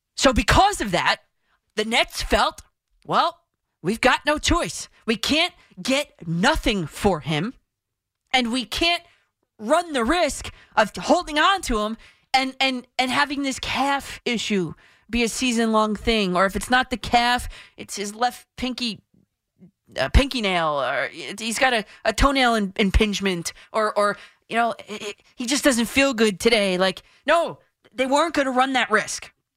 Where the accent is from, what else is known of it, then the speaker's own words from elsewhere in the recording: New Jersey, United States; I'm from Jersey